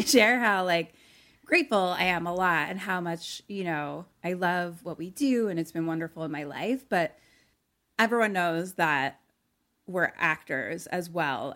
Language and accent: English; Philadelphia, Pennsylvania, United States; moved away; we're both from Philly